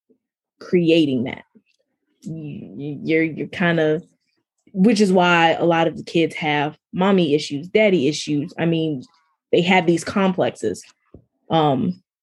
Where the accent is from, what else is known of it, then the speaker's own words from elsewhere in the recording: New York City, New York, United States; now in Greenville, United States; I grew up in New York